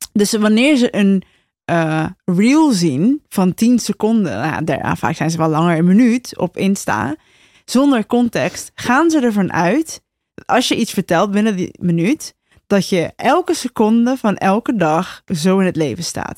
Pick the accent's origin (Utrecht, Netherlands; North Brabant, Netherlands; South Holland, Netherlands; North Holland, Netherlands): South Holland, Netherlands; Rotterdam; We zijn ook Rotterdams, hè? Naast dat, we zijn Rotterdammers en ik heb gewoon een grote bek